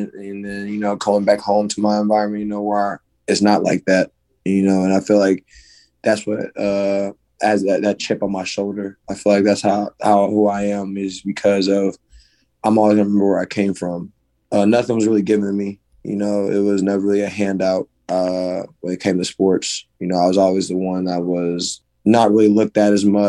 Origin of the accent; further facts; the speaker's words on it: Ferguson, Missouri, United States; moved away as an adult; I grew up in Ferguson, Missouri. Which is in St. Louis, by a specific area.